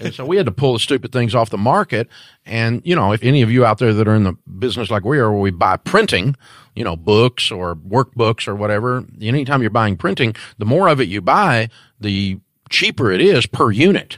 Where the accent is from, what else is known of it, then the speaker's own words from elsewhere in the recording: Antioch, Tennessee, United States; I'm from Antioch, Tennessee